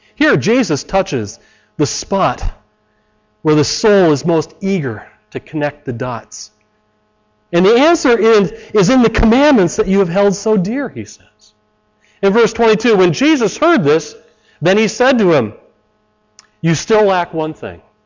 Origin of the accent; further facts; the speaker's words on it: Chicago, Illinois, United States; I come from Chicago